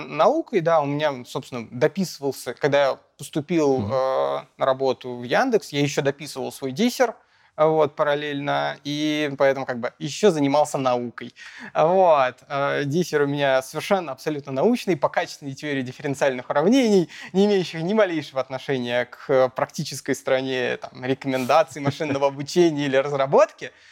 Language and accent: Russian; Moscow, Russia; родился в Москве, учился в Москве